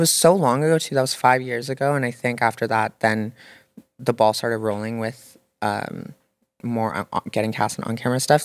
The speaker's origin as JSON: {"language": "English", "town": "Toronto", "region": "Ontario", "country": "Canada", "tie": "born or raised there", "said": "growing up in Toronto"}